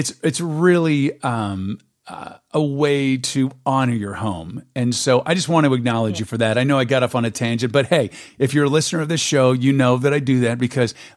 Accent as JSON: {"language": "English", "town": "San Diego", "region": "California", "country": "United States", "tie": "born or raised there", "moved": "yes", "said": "I was born and raised in San Diego"}